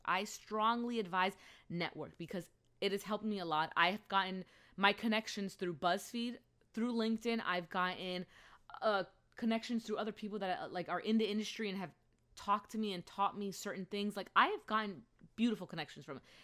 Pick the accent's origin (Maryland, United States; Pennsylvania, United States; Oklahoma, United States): Pennsylvania, United States; Allentown; moved away as an adult; also born or lived in Philadelphia; the school that I went to in my hometown of Allentown